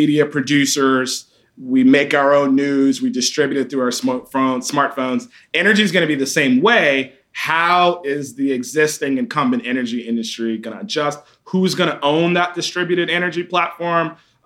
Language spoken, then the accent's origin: English; Atlanta, Georgia, United States; growing up in Atlanta